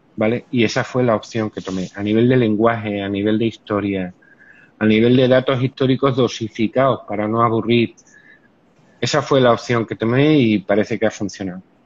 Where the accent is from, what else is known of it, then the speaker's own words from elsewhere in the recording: Cáceres, Extremadura, Spain; now in Seville, Spain; yo soy de Cáceres, no vivo en Sevilla, pero soy de Cáceres.